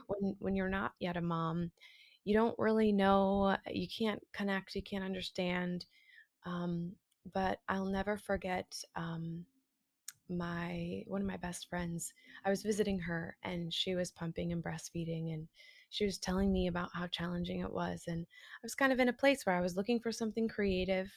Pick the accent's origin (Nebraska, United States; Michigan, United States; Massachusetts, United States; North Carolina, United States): Massachusetts, United States; just south of Boston; now in New York, United States; I live in a story in New York at the moment, but I'm originally from Massachusetts, just south of Boston, north of Providence